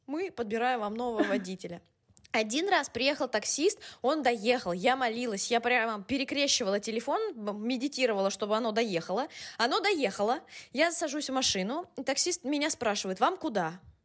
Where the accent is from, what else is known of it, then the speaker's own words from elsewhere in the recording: Moscow, Russia; first language Russian; moved away as an adult; also born or lived in Bologna, Italy / Madrid, Spain; now in Istanbul, Turkey; я родилась в Москве